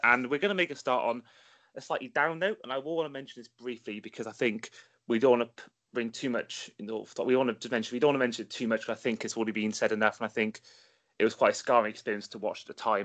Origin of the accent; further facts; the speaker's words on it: Welsh, Wales, United Kingdom; the Welshman in this group